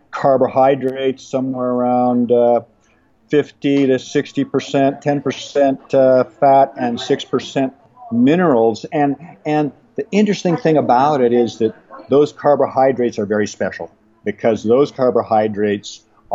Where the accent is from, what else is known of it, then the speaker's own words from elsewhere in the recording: Pacific Northwest, United States; Well, I was born and raised in the Pacific Northwest, and we're evergreen there.